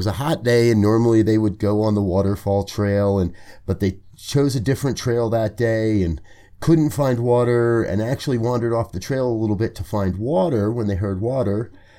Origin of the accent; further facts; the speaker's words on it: Colorado, United States; I love to hear that happening here in my home state of Colorado.